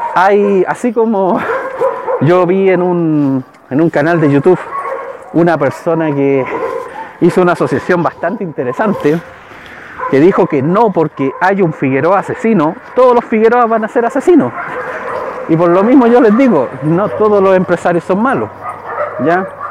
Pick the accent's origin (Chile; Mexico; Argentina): Chile; yo soy chileno